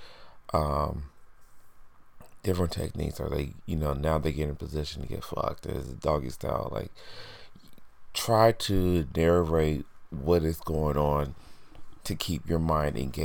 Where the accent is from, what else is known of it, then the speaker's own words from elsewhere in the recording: Indiana, United States; now in New York, United States; I'm originally from Indiana, and I've been living in New York for over 10 years now